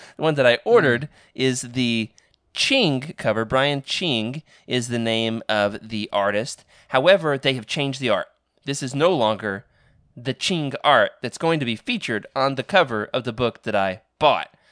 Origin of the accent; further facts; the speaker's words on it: Oklahoma, United States; moved away; also born or lived in Arkansas; my hometown, Oklahoma, had two video stores